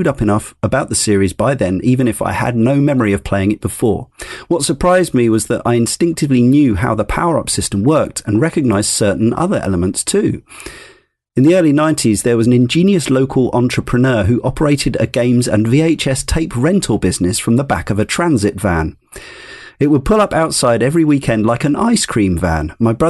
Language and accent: English; Weston-super-Mare, South West England, United Kingdom; I have no memory of having played it at any of the numerous arcades that lined the seafront where I grew up in Western Supermare. I was born in 86